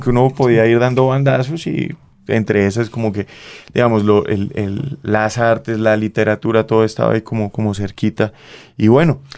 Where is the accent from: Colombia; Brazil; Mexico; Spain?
Colombia; Bucaramanga, Santander; moved away; yo vengo de un colegio de la Universidad Industrial de Santander